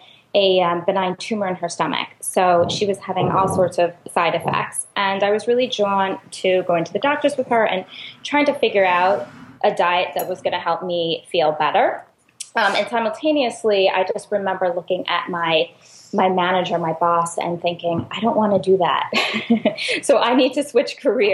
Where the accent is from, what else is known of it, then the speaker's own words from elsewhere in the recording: New York City, New York, United States; I'm a New Yorker